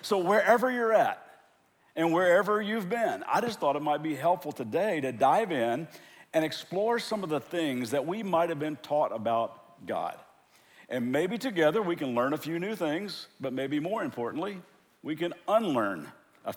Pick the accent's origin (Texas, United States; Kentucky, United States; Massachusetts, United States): Kentucky, United States; now in Southern California, United States; I am from Kentucky, born and raised there, but I live in Southern California.